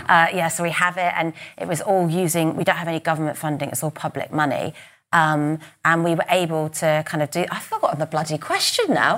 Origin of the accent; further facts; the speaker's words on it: United Kingdom; we're British, we're private, we're, yes. and we're stiff upper lip